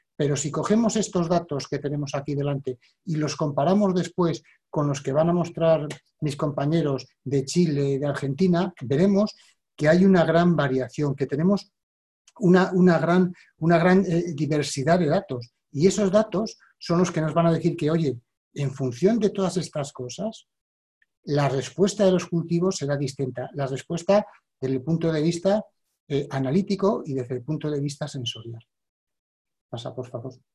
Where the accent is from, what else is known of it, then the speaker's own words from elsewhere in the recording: Spain; yo soy español